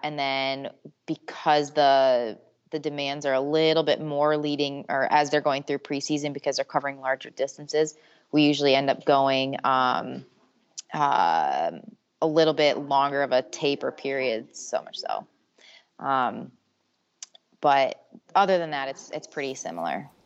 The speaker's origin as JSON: {"language": "English", "region": "Michigan", "country": "United States", "also_born_or_lived": "Syracuse", "said": "I'm originally from Michigan"}